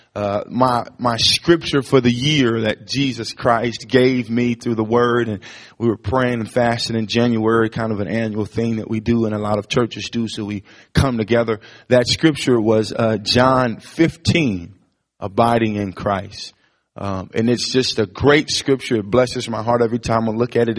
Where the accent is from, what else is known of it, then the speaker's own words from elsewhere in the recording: East St. Louis, Illinois, United States; I grew up in East St. Louis, Illinois, which was 10 times worse than Ferguson